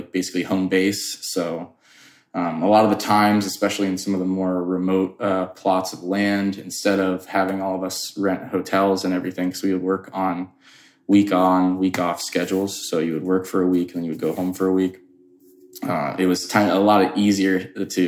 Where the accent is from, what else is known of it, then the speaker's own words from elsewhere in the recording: Florida, United States; moved away; also born or lived in Colorado; I grew up in Florida